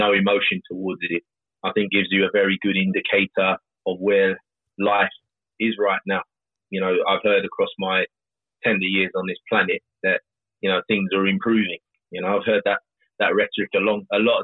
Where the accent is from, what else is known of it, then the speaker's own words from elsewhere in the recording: London, United Kingdom; someone like me growing up in South London